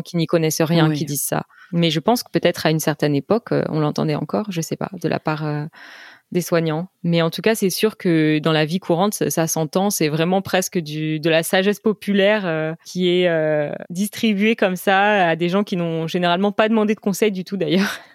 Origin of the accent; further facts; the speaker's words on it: United States; French is a second language; je suis américaine